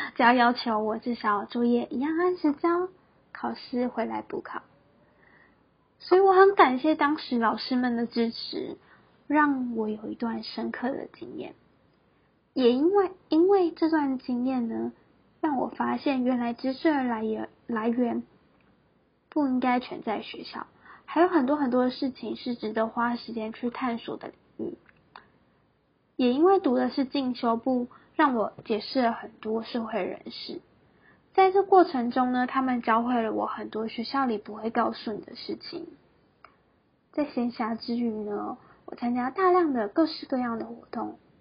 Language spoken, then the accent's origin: Chinese; Taiwan; moved away as an adult; also born or lived in Taipei; 我是一个来自乡下的小孩。 在大学的时候呢，来到台北这个大家口中说的天然国的城市里读书。我放弃了高雄的好学校，来到台北读大学的进修部